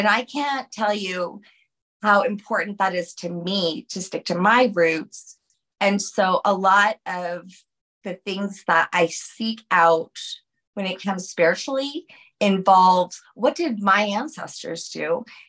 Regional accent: New Orleans, Louisiana, United States; I'm from New Orleans. Like, we're talking like from the 1600s. Yes. I am French.

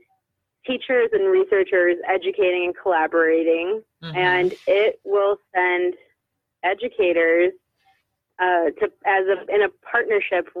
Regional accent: Netherlands; moved away; I'm from the Netherlands

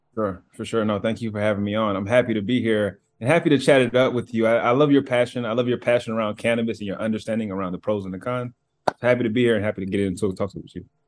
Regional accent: Cartersville, Georgia, United States; moved away as an adult; now in Seattle, United States; I'm from Georgia, from this small town in Georgia called Cartersville. Um, I live in Seattle now

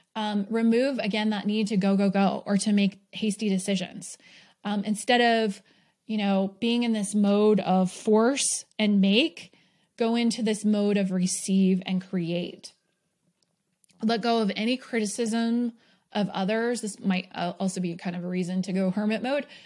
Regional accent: New York, United States; also born or lived in Bay Area, California / Arizona; now in Utah, United States; I did grow up, I was born in New York, so there were four seasons there.

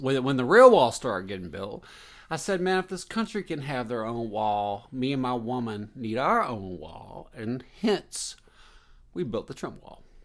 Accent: the South, United States; a kid growing up in the South

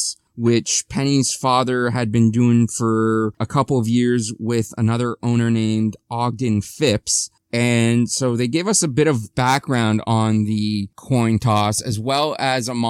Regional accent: Ontario, Canada; a Canadian from Ontario

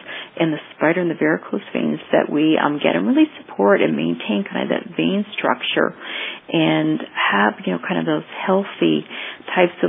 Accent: Canada; moved away as an adult; now in Florida, United States; growing up in Canada where we tend not to have as much sun, and then I moved down to Florida

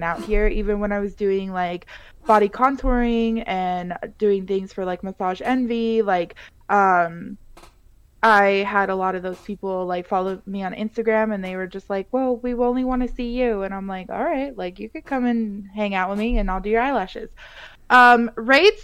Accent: Colorado, United States; moved away as an adult; now in Las Vegas, United States; I was born and raised in Colorado.

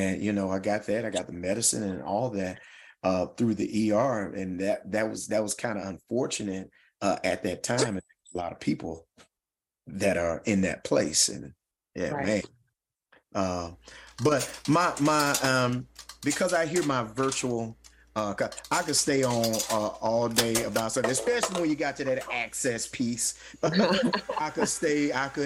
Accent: Louisville, Mississippi, United States; My hometown of Louisville, Mississippi

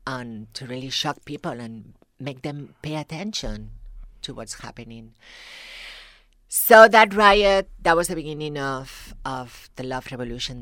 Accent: Tarragona, Catalonia, Spain; accent: thick accent; English is a second language; moved away as an adult; now in United States; I'm from the south, a little city called Tarragona, which is in, by the sea.

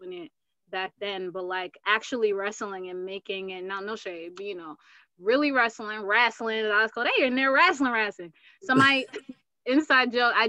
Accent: Uganda; moved away; I'm from Uganda

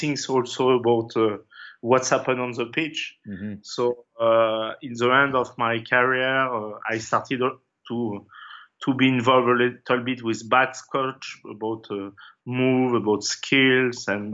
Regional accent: France; English is a second language; moved away as an adult; also born or lived in England; I came from France

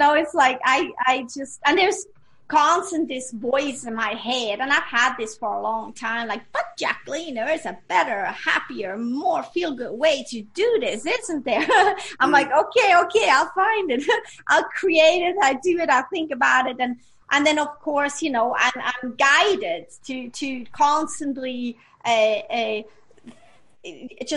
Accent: Switzerland; English is a second language; moved away; I grew up in Switzerland.

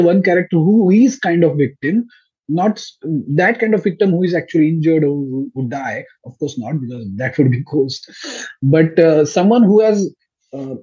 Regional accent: Pune, Maharashtra, India; I am from Pune, so I am kind of outsider to Mumbai

